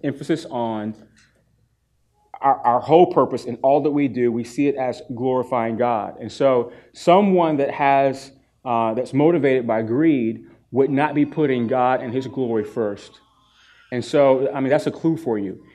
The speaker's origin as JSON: {"language": "English", "region": "East Coast", "country": "United States", "moved": "yes", "said": "I'm from the East Coast"}